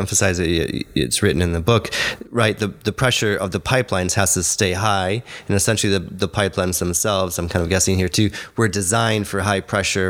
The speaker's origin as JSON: {"language": "English", "country": "Hungary", "accent": "Hungarian", "said": "My Hungarian accent."}